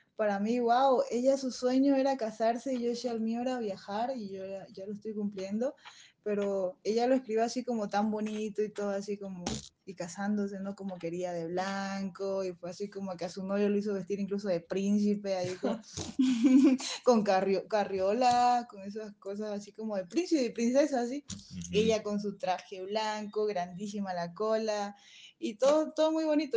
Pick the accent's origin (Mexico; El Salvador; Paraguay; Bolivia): Bolivia; moved away as an adult; Sí conozco Bolivia, pero la verdad que conozco más otros países que mi mismo país